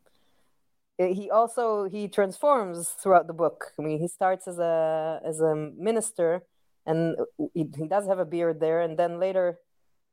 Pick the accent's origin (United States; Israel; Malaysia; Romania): Israel; My background growing up in Israel is, you know, it's funny, it's a mix of European, Disney, and anime